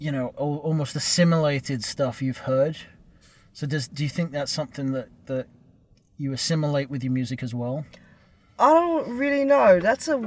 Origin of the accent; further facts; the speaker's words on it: England, United Kingdom; now in United States; I'm sensitive to that because I'm from England and I've come over here and I'm working on my third accent now.